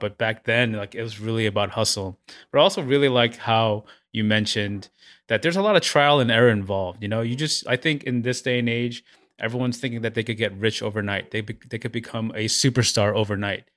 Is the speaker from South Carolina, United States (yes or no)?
no; New York City, New York, United States; I grew up in Flushing where, you know, I went to, I took the train, the hour and a half train ride with my friends to high school to, to the Bronx.